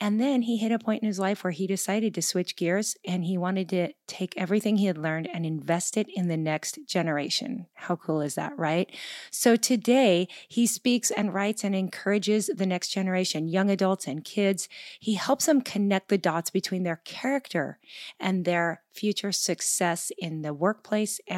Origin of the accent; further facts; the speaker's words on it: Gig Harbor, Washington, United States; my hometown of Gig Harbor, Washington.